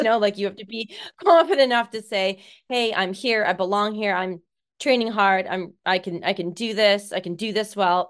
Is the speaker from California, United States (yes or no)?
no; Seattle, Washington, United States; I am from Seattle, Washington, born the eighth of nine children.